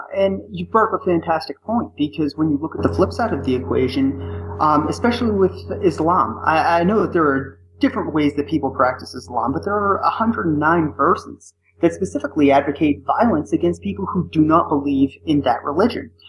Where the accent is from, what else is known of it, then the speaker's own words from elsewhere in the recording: Northeast, United States; now in Arizona, United States; I'm originally from the Northeast and now I live in Arizona